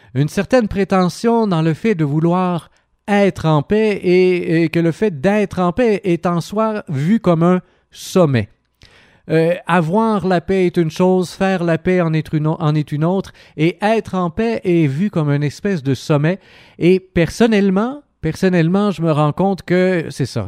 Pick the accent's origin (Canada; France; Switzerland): Canada; Sherbrooke, Quebec; also born or lived in India; en tant que Québécois et en tant que Questrien, que Sherbrookeois